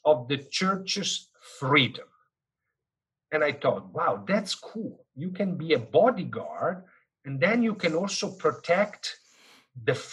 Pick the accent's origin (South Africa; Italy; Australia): Italy; northern Italy; now in Houston, United States; I am a Swiss citizen, but I was born and raised in the northern part of Italy.